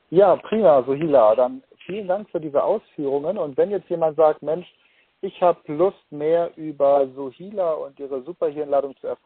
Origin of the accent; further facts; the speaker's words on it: Germany; es gibt ja tatsächlich mehr Wörter, die ich als Deutscher im Arabischen auf Anhieb verstehe, als man im ersten Moment denkt.